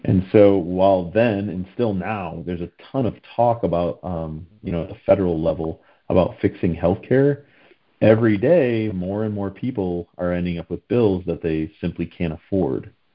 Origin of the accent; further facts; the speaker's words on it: the Northeast of the U.S., United States; also born or lived in Pennsylvania / Washington, D.C. metro area; I grew up in the Northeast of the U.S.